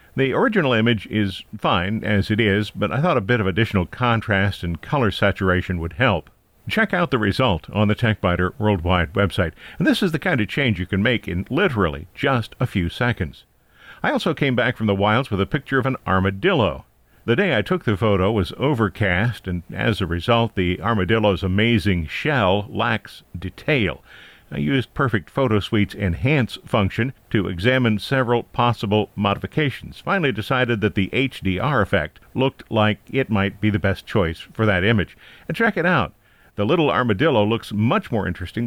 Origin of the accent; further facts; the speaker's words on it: Ohio, United States; moved away; my hometown got a new area code, nine three seven